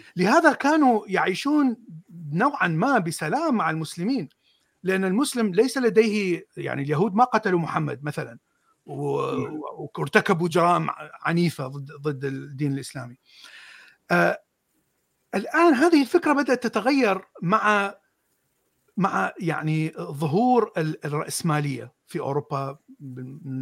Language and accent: Arabic; Mosul, Nineveh, Iraq; من الموصل انا من الموصل